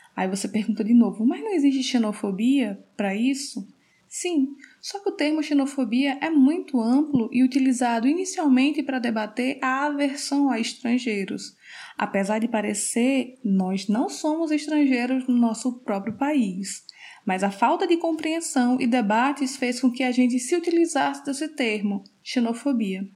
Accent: Northeast Region, Brazil; accent: Northeastern; piadas com nosso sotaque

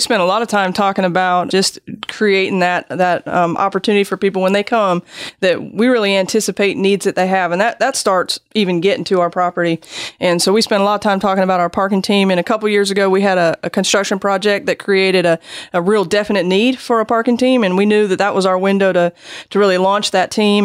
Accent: Seattle, Washington, United States; moved away as an adult; also born or lived in Germany / Jacksonville, Florida; I'm actually from Seattle

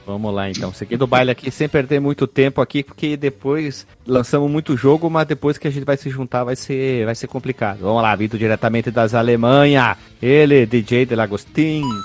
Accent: Rio Grande do Sul, Brazil; accent: gaúcho; meu sotaque de gaúcho

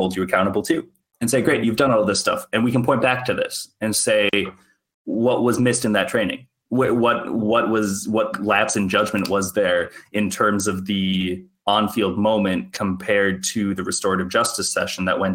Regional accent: Minnesota, United States; I'm a Minnesotan through and through

